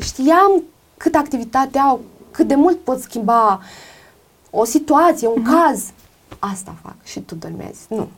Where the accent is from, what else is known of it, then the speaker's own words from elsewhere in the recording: Romania; moved away; also born or lived in Greece; sunt româncă